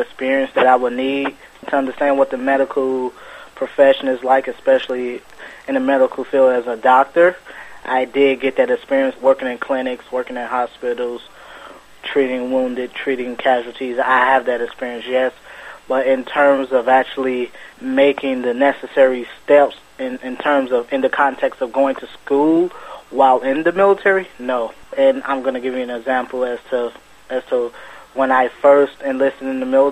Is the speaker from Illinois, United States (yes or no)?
yes; Chicago, Illinois, United States; I was born and raised in Chicago, and I was actually 19 when I joined